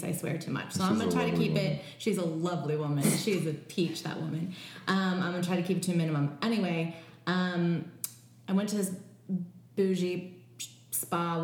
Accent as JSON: {"language": "English", "town": "Chicago", "region": "Illinois", "country": "United States", "said": "I'm not from here. I'm from Chicago and my parents live here."}